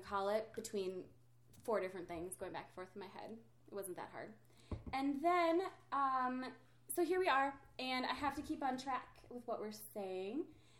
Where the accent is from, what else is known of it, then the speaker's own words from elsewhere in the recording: Minnesota, United States; And we are from Minnesota, but I do not have an accent like that.